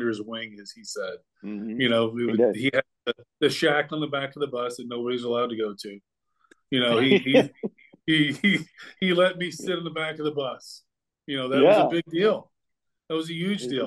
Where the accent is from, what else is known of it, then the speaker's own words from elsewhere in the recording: Deer Park, Texas, United States; I'm from Deer Park High School